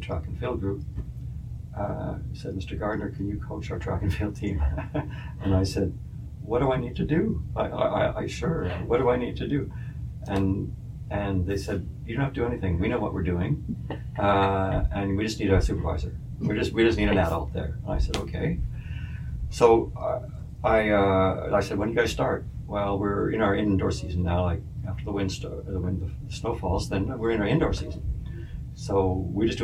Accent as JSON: {"language": "English", "town": "Winnipeg", "region": "Manitoba", "country": "Canada", "tie": "born or raised there", "also_born_or_lived": "Ottawa", "moved": "as an adult", "said": "growing up on Rowand Avenue in Silver Heights."}